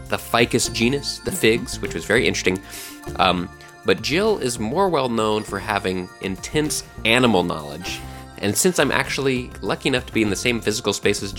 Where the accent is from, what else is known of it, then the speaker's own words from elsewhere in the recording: Texas, United States; I grew up in Texas, and I had a lot of fried okra as a kid